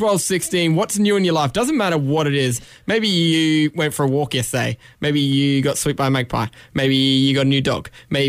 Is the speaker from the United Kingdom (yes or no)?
no; Brisbane, Queensland, Australia; I'm from Brisbane.